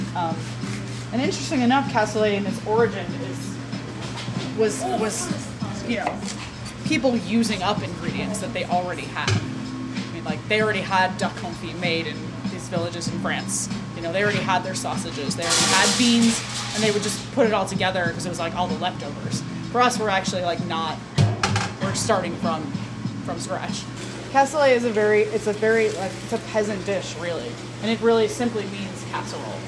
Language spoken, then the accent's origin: English; Midwest, United States; we're from the Midwest